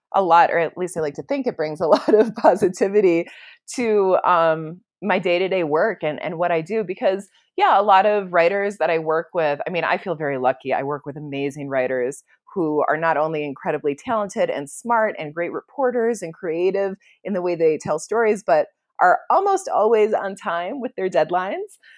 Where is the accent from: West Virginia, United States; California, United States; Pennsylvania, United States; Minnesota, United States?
Minnesota, United States; now in Santa Fe, United States; I come from Minnesota, which is obviously, like, lands with ten thousand, ten thousand lakes and, um, in the woods and very humid and rolling green hills, and so this is a very different environment than the one I was raised